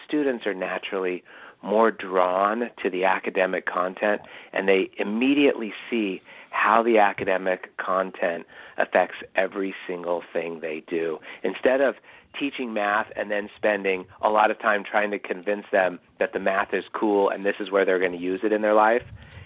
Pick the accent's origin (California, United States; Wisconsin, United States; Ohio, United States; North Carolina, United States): California, United States; Irvine; I grew up in Irvine, California, some of the best public schools in the country